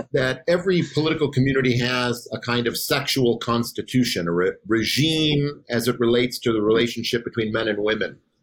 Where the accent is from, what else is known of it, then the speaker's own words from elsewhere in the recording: Wisconsin, United States; moved away as an adult; also born or lived in Chicago / Boise / Tallahassee; I am from Wisconsin